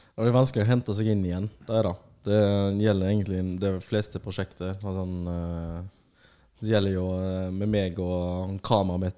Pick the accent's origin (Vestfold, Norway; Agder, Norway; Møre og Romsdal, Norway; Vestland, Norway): Vestland, Norway; Bergen; er fra Bergen